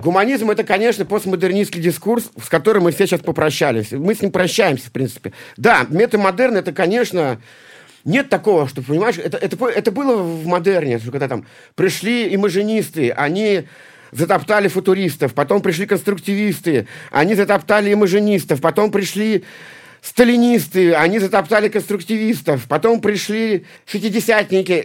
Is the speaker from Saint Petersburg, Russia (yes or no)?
yes; Saint Petersburg, Russia; я из Санкт-Петербурга.